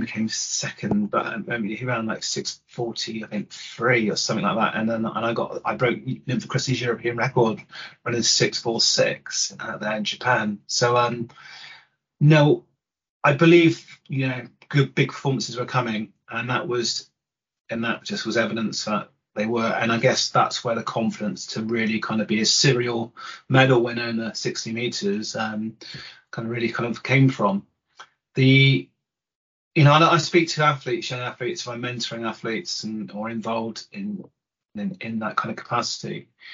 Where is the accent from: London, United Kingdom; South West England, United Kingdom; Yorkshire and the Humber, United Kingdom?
South West England, United Kingdom; Bath; I grew up in Bath